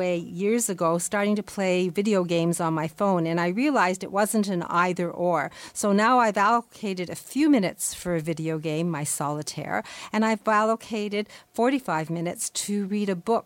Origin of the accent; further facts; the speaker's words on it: Canada; as a Canadian